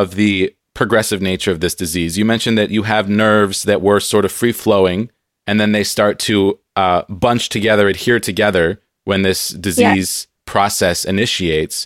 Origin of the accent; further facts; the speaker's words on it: Southern California, United States; now in Seattle, United States; I grew up in Southern California